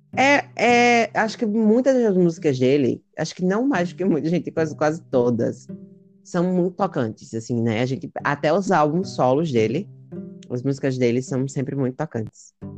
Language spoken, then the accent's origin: Portuguese; Brazil; a gente é do Brasil